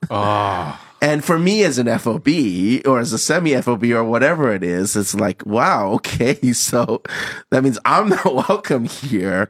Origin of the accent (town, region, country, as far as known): Hong Kong; born or raised there; moved away as an adult; also born or lived in Toronto, Canada